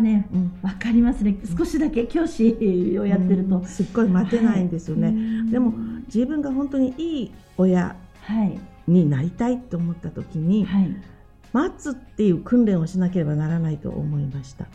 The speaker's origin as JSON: {"language": "Japanese", "region": "Okinawa", "country": "Japan", "tie": "born or raised there", "first_language": "Ryukyuan and Japanese", "said": "生まれた時から琉球語と日本語で育っていました"}